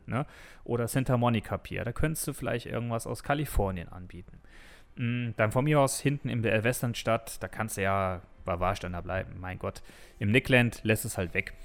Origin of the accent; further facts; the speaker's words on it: Düsseldorf, North Rhine-Westphalia, Germany; als Düsseldorfer